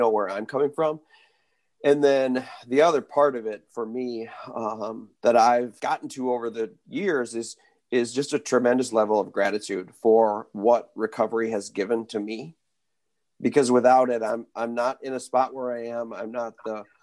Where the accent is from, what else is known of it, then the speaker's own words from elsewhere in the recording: Wisconsin, United States; I grew up in Wisconsin